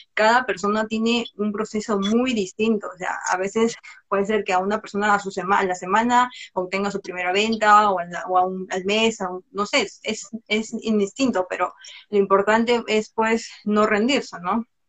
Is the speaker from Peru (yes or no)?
yes; Peru; Soy de Perú, soy diseñadora gráfica de profesión